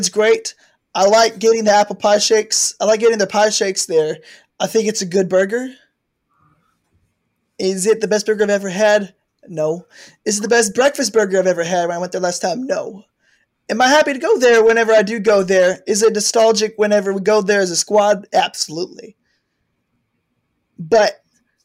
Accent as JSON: {"language": "English", "region": "Texas", "country": "United States", "said": "as a Texan"}